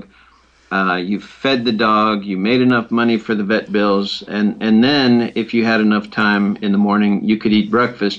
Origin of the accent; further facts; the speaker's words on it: Detroit and Cleveland, Midwest, United States; also born or lived in Chicago, Illinois / Knoxville, Tennessee; I was born in Chicago and lived in Detroit and Cleveland most of my youth.